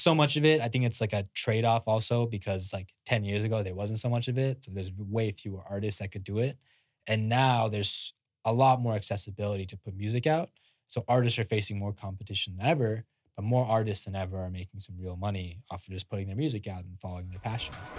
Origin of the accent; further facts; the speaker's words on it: India; moved away; I'm I'm Indian, like fully born and born in India, came out here like Indian immigrant.